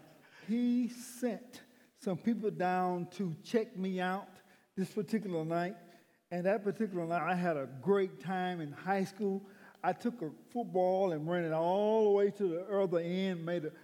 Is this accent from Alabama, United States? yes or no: yes; McCullough, Alabama, United States; also born or lived in Atmore, Alabama; I was in Atmore, Alabama. No, a little town called McCullough, Alabama.